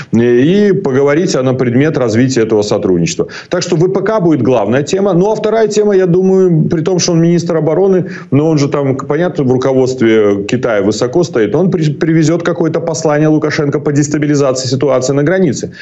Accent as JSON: {"language": "Russian", "country": "Belarus", "said": "Как белорус"}